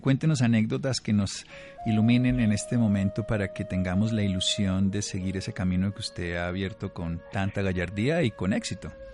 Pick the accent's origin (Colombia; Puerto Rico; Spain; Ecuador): Colombia; como colectividad que somos los colombianos